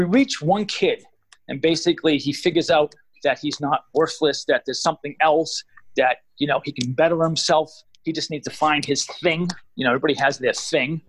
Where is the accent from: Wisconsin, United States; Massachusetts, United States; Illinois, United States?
Massachusetts, United States; Everett; I grew up in Everett